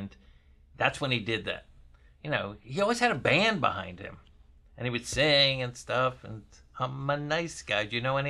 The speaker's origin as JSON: {"language": "English", "region": "Florida", "country": "United States", "tie": "born or raised there", "said": "You know, I grew up in Florida."}